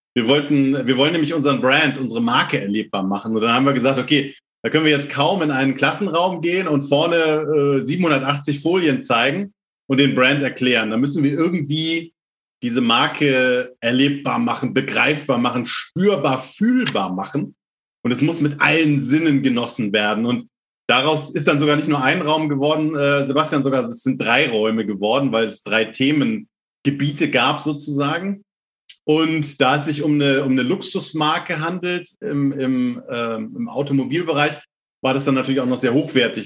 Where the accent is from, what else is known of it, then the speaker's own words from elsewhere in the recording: near Lübeck, Schleswig-Holstein, Germany; Ich komme tatsächlich aus Norddeutschland, also aus der Nähe von Lübeck